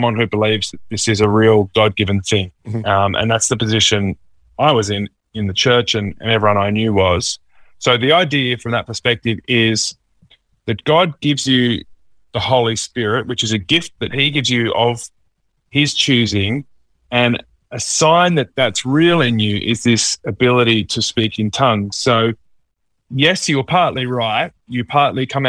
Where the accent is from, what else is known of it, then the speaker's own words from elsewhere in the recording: Mudgee, New South Wales, Australia; also born or lived in Dubbo; lived most of my school years out in Mudgee.